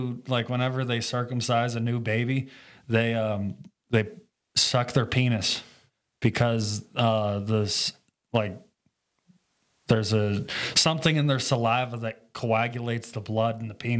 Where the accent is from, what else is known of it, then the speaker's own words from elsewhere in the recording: Pittsburgh, Pennsylvania, United States; I'm from Pittsburgh.